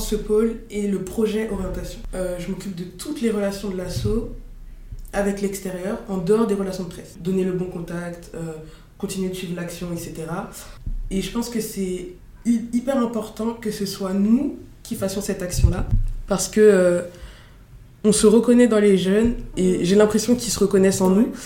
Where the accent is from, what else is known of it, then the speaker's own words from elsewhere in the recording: Montreuil, Île-de-France, France; also born or lived in Fontenay-sous-Bois; Je viens de Fontenay-sous-Bois dans le 94 et j'ai grandi à Montreuil dans le 93